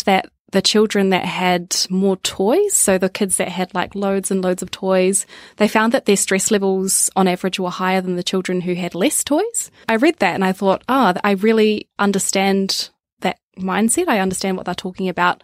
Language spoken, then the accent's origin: English; Wellington, New Zealand; now in Melbourne, Australia; Parents still live in Wellington and where I grew up